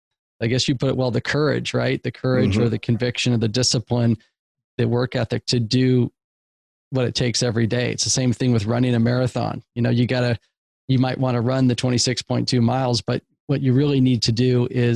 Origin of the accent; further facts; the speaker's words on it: West Coast, United States; I'm from the West Coast.